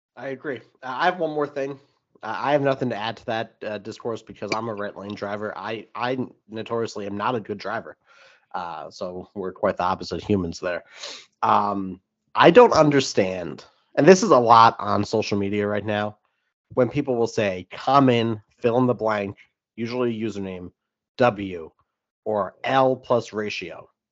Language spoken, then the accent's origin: English; New York, United States; now in New England, United States; I'm from New York, and where I'm from in New York, you can get a deli or a diner